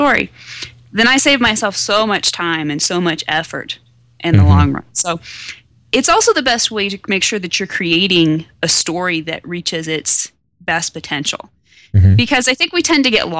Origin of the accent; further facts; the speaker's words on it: Western Nebraska, United States; It was set here in my hometown